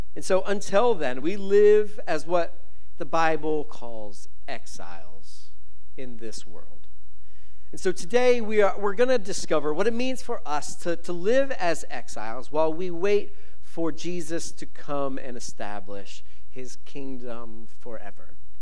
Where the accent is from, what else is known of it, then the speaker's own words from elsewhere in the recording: Philadelphia, Pennsylvania, United States; moved away as an adult; now in Fort Pierce, United States; I moved to, to Florida in 2011 from uh, a small town called Philadelphia